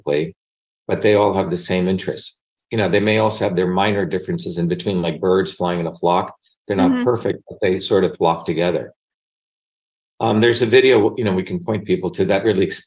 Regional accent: Mumbai, Maharashtra, India; moved away; I grew up in Bombay. I was born in Bombay, India, which is now called Mumbai

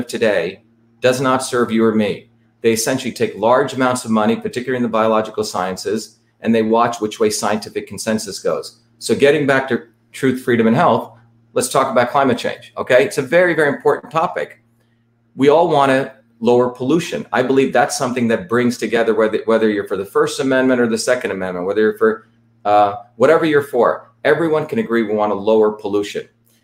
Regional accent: India; moved away; I grew up in India where my grandparents were traditional farmers, sustainable farmers

